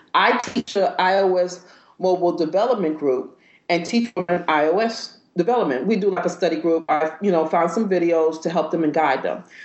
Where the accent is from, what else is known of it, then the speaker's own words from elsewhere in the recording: New York, United States; moved away; also born or lived in Georgia; I'm from New York